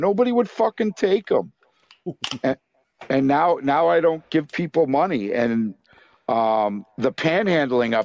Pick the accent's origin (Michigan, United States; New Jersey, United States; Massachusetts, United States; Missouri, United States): Massachusetts, United States; Worcester; where I grew up in Worcester